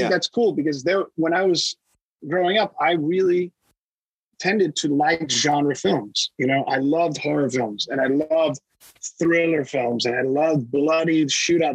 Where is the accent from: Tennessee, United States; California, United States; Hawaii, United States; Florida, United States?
Florida, United States; Miami; moved away as an adult; also born or lived in Boston / New York / Los Angeles; I was born and raised in Miami to Cuban immigrants